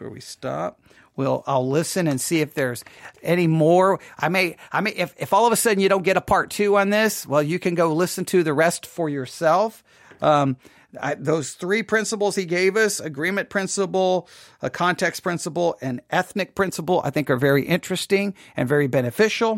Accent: Texas, United States; I'm from Texas

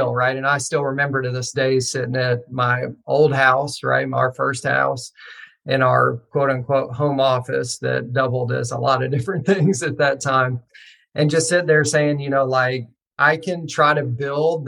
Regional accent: rural Western Kentucky, United States; I grew up in Kentucky, actually, rural Western Kentucky.

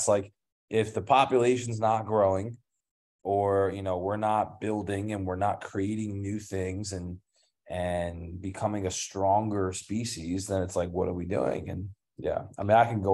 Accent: King of Prussia, Pennsylvania, United States; moved away as an adult; also born or lived in Philadelphia; now in Bali, Indonesia; King of Prussia is where I'm from

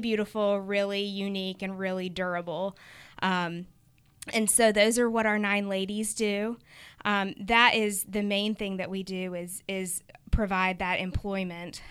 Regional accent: United States; also born or lived in Uganda; we're American

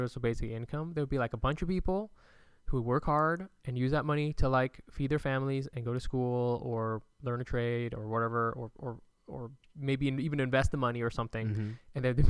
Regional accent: California, United States; I'm from California.

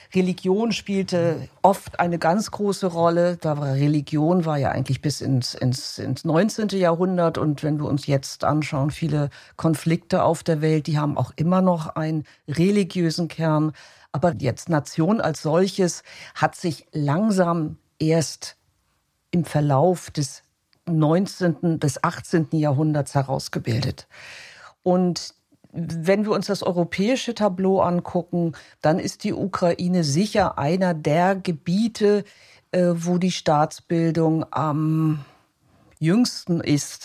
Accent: Hamburg, Germany; moved away as an adult; now in Vienna, Austria; ich bin, komme aus Deutschland, ich komme aus Hamburg

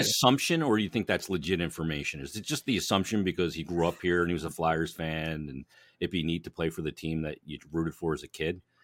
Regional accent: Philadelphia, Pennsylvania, United States; we're from here

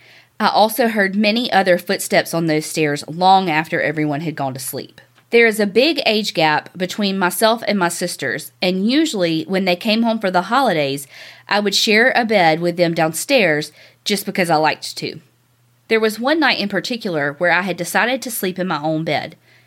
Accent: Kanab, Utah, United States; moved away as an adult; This house was one of the original houses built in my hometown in Kanab, Utah. It was built in 1892, and my parents purchased it somewhere around 1978 or 79. I was born in 1980, and that's the only house I lived in until I went to college.

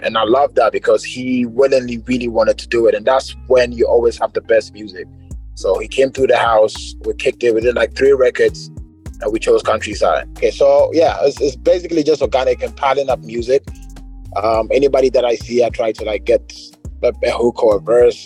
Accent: Ghana; as a Ghanaian

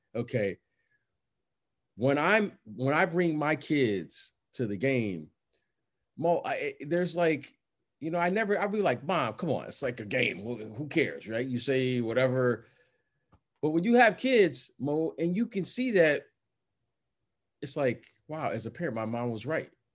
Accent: Detroit, Michigan, United States; moved away; also born or lived in Chicago / Iowa / New York; I grew up in Detroit

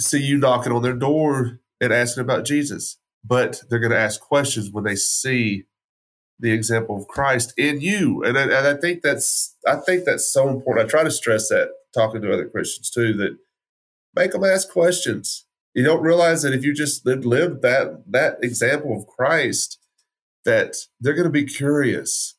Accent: West Texas, United States; I grew up in West Texas, so that's gun culture

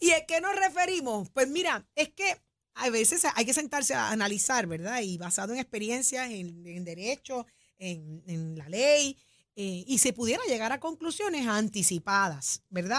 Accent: Puerto Rico; así somos los boricuas

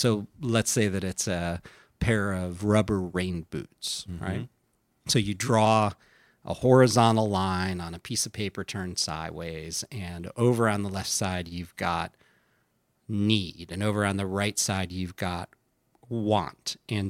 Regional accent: Midwest, United States; But, you know, I grew up in the Midwest, and that catalog came over the transom like clockwork.

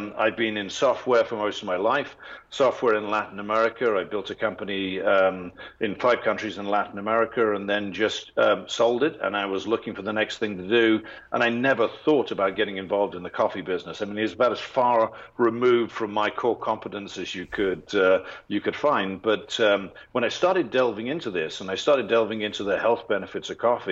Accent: England, United Kingdom; moved away; I'm English

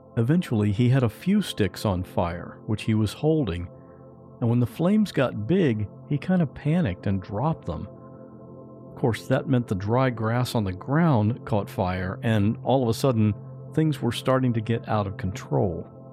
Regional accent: Westerville, Ohio, United States; I grew up in Ohio, in a little town called Westerville.

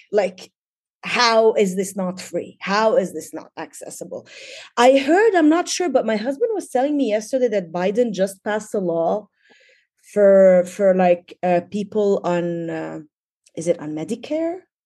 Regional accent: Tripoli, North Governorate, Lebanon; moved away as an adult; also born or lived in Dubai, United Arab Emirates; now in Bay Area, United States; I actually was born in, in Lebanon, in Tripoli. I, uh, studied there. I got my B A and M A in English literature from A U B in Beirut. So basically born and raised in Lebanon

